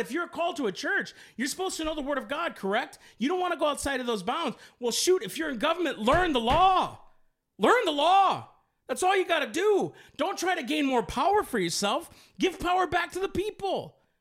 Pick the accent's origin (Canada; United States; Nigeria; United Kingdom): United States; I'm an American